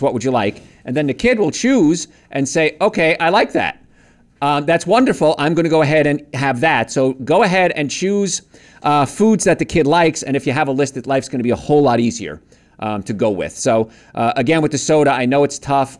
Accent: New York, United States; accent: New York; I'm from New York

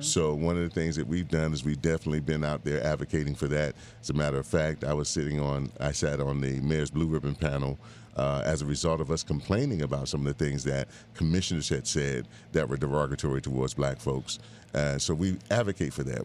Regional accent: Bahamas; now in Miami, United States; I was born in the Bahamas, and I grew up between the Bahamas and Miami most of my uh, teenage, uh, young adult life.

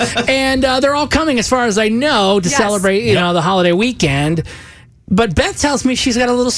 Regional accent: Michigan, United States; where my home state is, like where I was born, is Michigan.

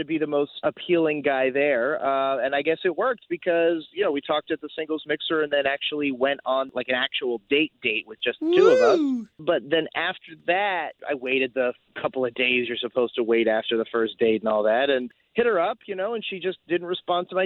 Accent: Altamonte Springs, Florida, United States; I'm from Altamont Springs

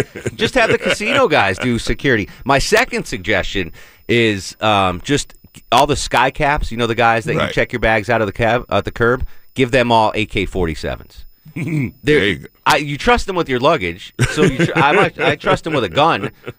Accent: Connecticut, United States; I grew up in Connecticut, and I've been in Vermont like twice.

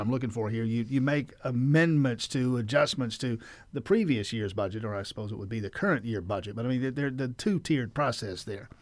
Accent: Grady County, South Georgia, United States; I'm from South Georgia, Grady County.

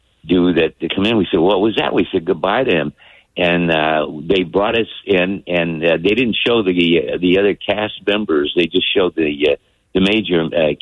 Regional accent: Toledo, Ohio, United States; now in California, United States; I'm from Toledo, Ohio

